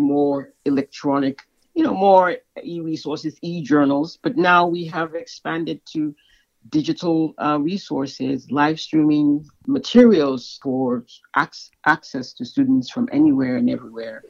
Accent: Sierra Leone; moved away; I'm originally from Sierra Leone in West Africa

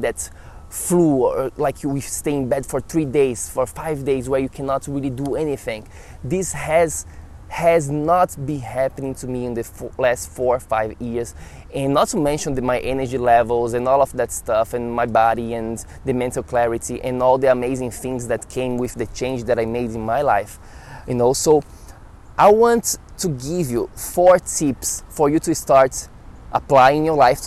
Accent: Brazil; moved away as an adult; now in New York City, United States; I'm from Brazil.

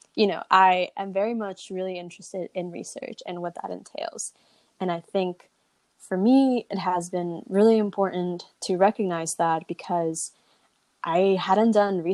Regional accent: Southern California, United States; growing up in Southern California

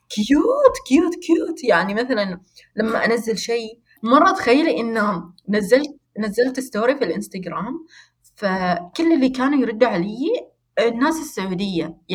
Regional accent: Rustaq, South Al Batinah, Oman; لان انا مش مش من مسقط يعني كذا لهجتي مش مسقط مسقط لا أنا من من منطقة اسمها الرستاق ونحن هناك لهجتنا آه، شوية مختلفة

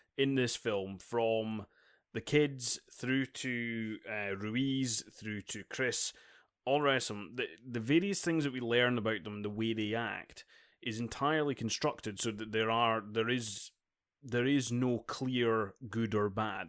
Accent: Dundee, Scotland, United Kingdom; Dundee, uh, my hometown

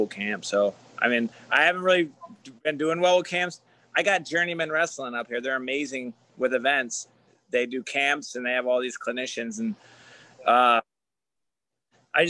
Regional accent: New York, United States; moved away; I'm a New Yorker

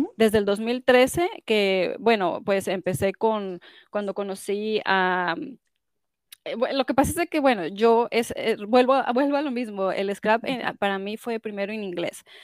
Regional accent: Mexico; moved away as an adult; now in United States; yo eh, nací en Estados Unidos, pero como muchos ah, migrantes, eh, latinos se regresan a su país, mis papás se regresaron a su país, a ah. México, y yo crecí en México

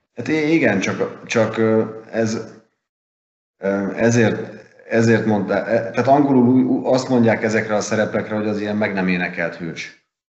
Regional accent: Hungary; nekem magyarként

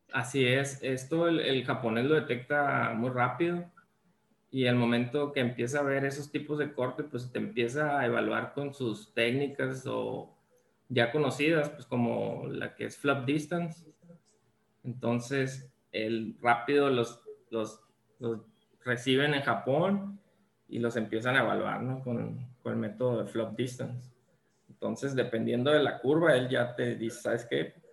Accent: Ciudad Obregón, Sonora, Mexico; yo soy originario aquí de Ciudad Obregón

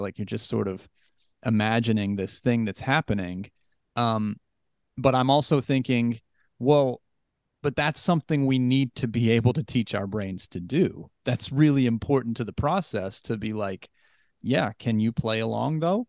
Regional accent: West Virginia, United States; I was raised Christian in West Virginia

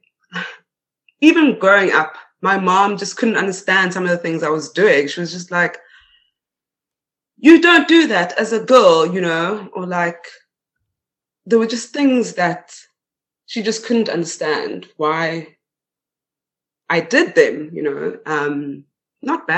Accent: Johannesburg, Gauteng, South Africa; first language Swedish; moved away as an adult; also born or lived in Stockholm, Sweden / Spain; now in Borlänge, Sweden; I was born in Stockholm and I grew up in Johannesburg

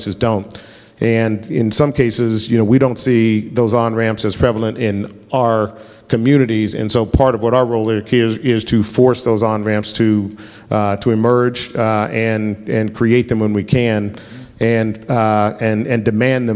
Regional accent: Denver, Colorado, United States; I grew up in Colorado. I'm the fourth generation in my family from Colorado.

